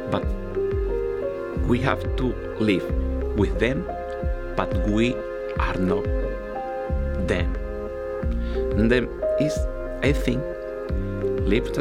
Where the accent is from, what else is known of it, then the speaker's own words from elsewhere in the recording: Venezuela; now in Plainfield, United States; from Venezuela.